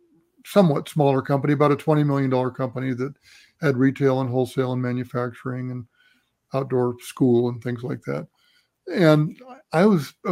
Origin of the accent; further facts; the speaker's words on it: Washington, United States; now in Boulder, United States; I grew up in Washington State going to the Cascades